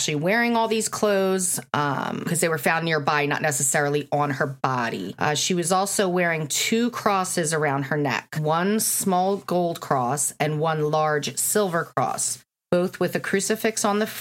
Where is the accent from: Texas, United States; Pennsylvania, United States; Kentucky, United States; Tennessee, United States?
Pennsylvania, United States; Bensalem; I grew up in Bensalem, and I know the Clubhouse Diner very well